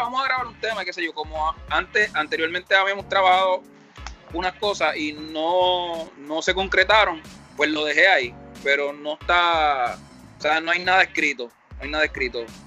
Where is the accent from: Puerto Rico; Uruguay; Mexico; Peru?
Puerto Rico; Carolina; also born or lived in Villa Palmera, San Juan, Puerto Rico; yo viví muchos años en Carolina y me crié prácticamente en Carolina. Yo nací en Villa Palmera, me fui para Carolina, después vuelvo a Villa Palmera